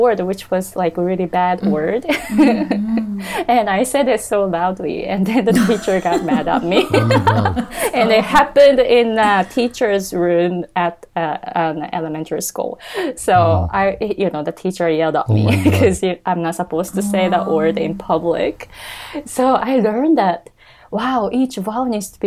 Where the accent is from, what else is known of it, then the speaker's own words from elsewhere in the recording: Japan; English is a second language; moved away as an adult; now in United States; we Japanese